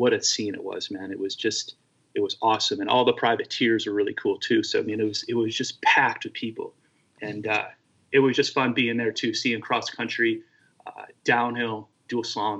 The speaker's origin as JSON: {"language": "English", "region": "Florida", "country": "United States", "tie": "born or raised there", "said": "grew up in Florida, racing"}